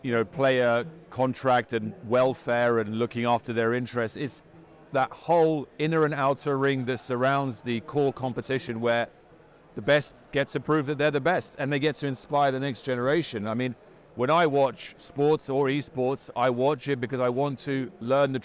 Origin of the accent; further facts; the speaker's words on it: London, United Kingdom; I'm from London